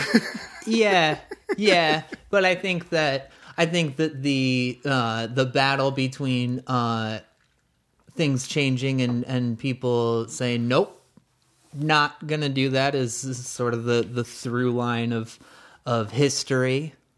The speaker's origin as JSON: {"language": "English", "country": "United States", "said": "as an American"}